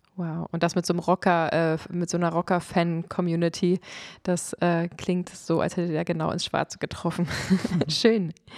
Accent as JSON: {"language": "German", "country": "Germany", "said": "ich bin Deutsche"}